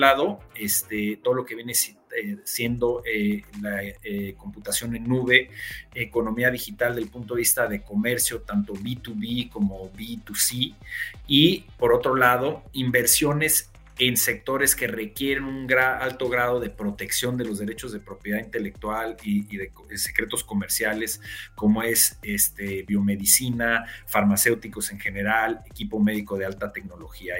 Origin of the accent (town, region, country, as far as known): Mexico